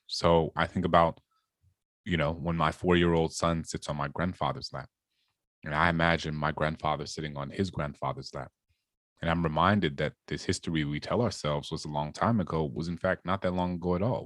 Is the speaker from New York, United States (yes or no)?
no; New Orleans, Louisiana, United States; I grew up in this majority black city